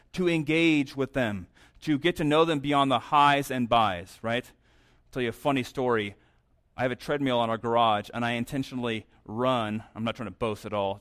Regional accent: New Mexico, United States; moved away; also born or lived in St. Louis, Missouri; I'm from New Mexico

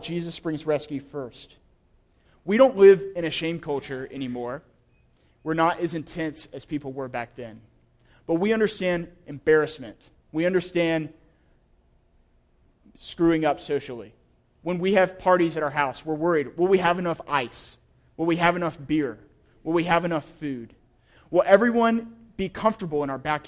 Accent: the South, United States; I'm from the South

